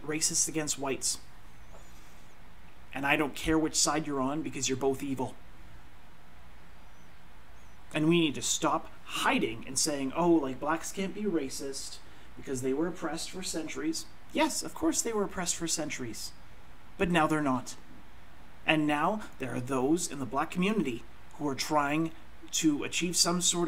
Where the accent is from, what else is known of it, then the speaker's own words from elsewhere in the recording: Canada; I'm Canadian.